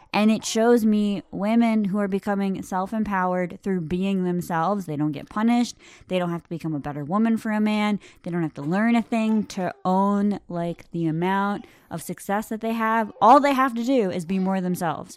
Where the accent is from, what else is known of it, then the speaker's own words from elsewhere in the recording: United States; I am thoroughly American